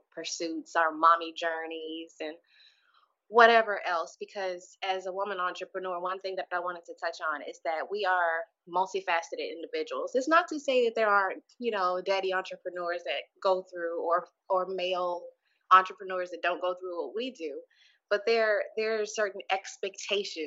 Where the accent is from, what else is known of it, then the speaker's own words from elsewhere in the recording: Houston, Texas, United States; moved away as an adult; I left my hometown of Houston, Texas